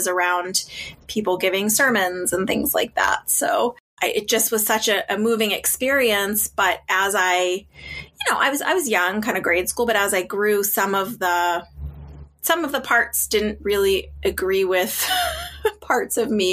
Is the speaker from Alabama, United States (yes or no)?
no; Boston, Massachusetts, United States; I grew up just outside of Boston in kind of a tougher neighborhood